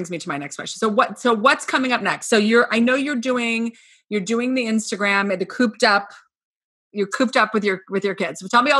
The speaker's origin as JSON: {"language": "English", "town": "Scarsdale", "region": "New York", "country": "United States", "tie": "born or raised there", "said": "I grew up in Scarsdale."}